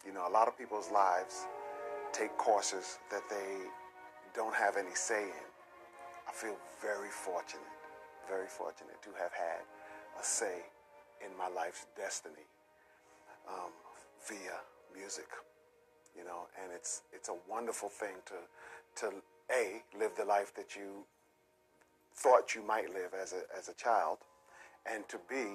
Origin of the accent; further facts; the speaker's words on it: New York City, New York, United States; I was born in a set of projects called the Alfred E. Smith Projects on the Lower East Side of Manhattan, right at the Manhattan mouth of the Brooklyn Bridge